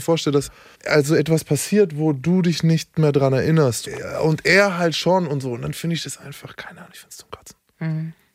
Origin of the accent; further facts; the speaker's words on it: Nuremberg, Bavaria, Germany; ich bin Nürnberger, wir haben ein fucking Delfinarium